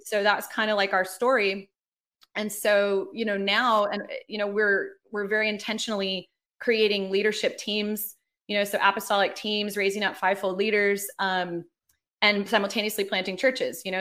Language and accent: English; Los Angeles, California, United States; moved away as an adult; also born or lived in Sydney, Australia / New York; now in Atlanta, United States; I'm from Los Angeles.